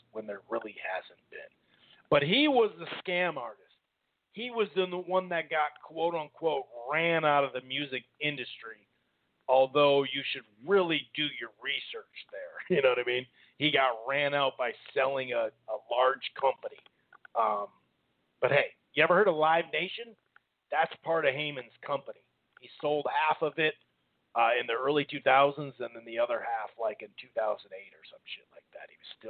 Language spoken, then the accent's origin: English; Minnesota, United States; I didn't see 3 rounds that he won, dude, and I'm from Minnesota.